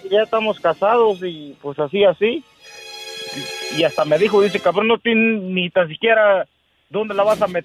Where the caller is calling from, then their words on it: Atlanta, Georgia, United States; de Atlanta, Georgia.